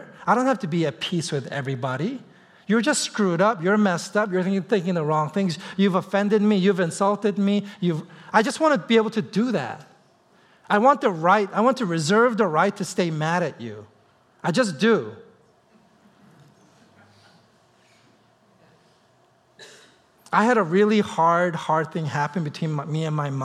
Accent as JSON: {"language": "English", "region": "East Coast", "country": "United States", "moved": "as an adult", "lives_now": "Seattle, United States", "said": "I'm from the East Coast"}